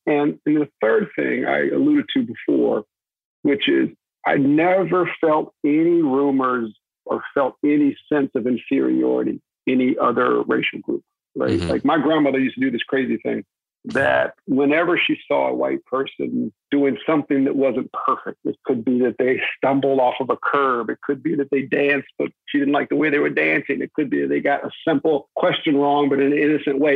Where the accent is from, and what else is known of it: North Texas, United States; born or raised there; also born or lived in Daytona Beach, Florida